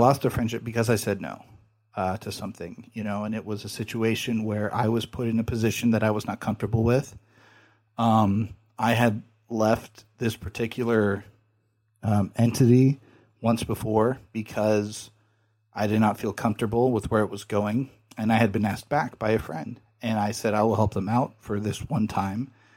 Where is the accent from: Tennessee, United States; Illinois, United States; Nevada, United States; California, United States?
California, United States; I'm from California